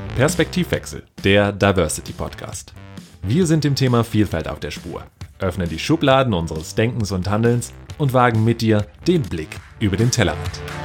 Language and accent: German; Tegernsee, Bavaria, Germany; aus Tegernsee. Ich bin gebürtiger Deutscher